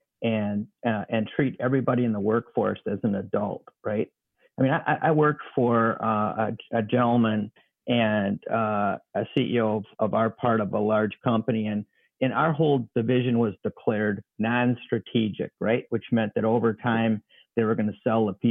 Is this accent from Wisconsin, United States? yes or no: yes; Wisconsin, United States; growing up in Wisconsin